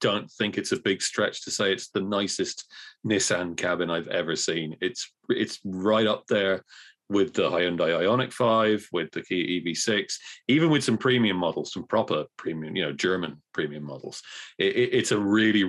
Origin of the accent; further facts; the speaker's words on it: Cork, Munster, Ireland; I'm from Cork